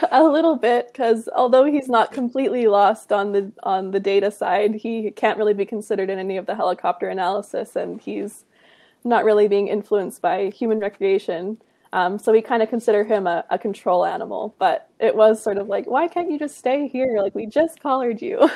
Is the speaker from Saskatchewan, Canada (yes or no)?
no; Kamloops, British Columbia, Canada; also born or lived in Penticton; now in Kelowna, Canada; I grew up in Kamloops, British Columbia